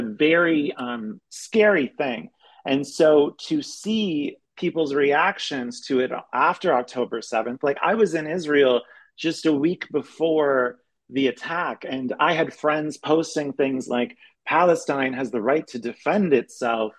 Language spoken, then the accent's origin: English; Canada; moved away as an adult; also born or lived in Europe / Berlin; now in United States; I'm Canadian, but I've been living in Europe for the past 12 years.